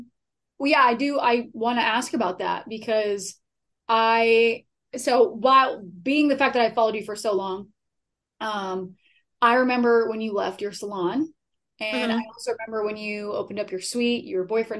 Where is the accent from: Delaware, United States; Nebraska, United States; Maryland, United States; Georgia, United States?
Delaware, United States; now in California, United States